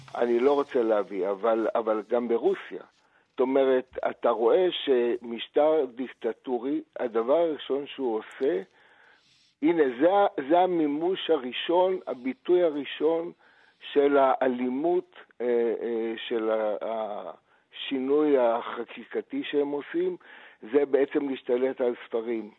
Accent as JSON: {"language": "Hebrew", "country": "Israel", "tie": "born or raised there", "said": "אני נולדתי בארץ, סבו, סבה של סבתי נולד בארץ. אני כאן שבעה דורות"}